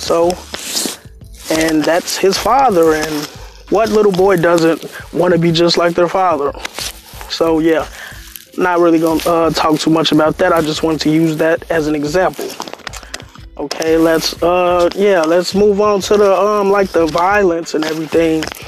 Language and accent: English; Chicago, Illinois, United States; I'm from Chicago, Englewood